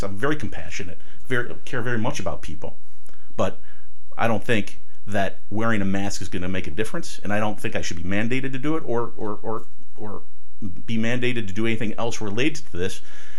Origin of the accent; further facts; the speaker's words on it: Euclid, Ohio, United States; I was born and raised in Ohio. I went to parochial school in Euclid at St. Felicitas, then went to St. Joe's for high school